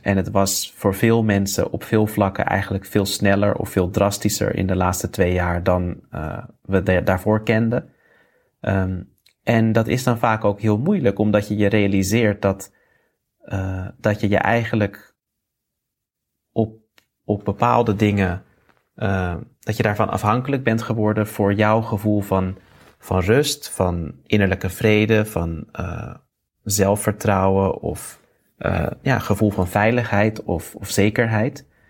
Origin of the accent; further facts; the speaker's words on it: Netherlands; moved away as an adult; also born or lived in India; ik ben in Nederland geboren. Uh, heb daar ook netjes mijn studie afgemaakt.